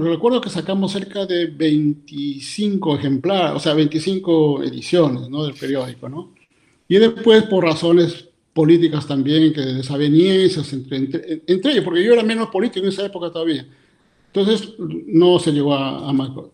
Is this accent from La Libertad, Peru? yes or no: no; San Miguel, Cajamarca, Peru; born or raised there; moved away as an adult; also born or lived in Lima, Peru / Germany; now in Vienna, Austria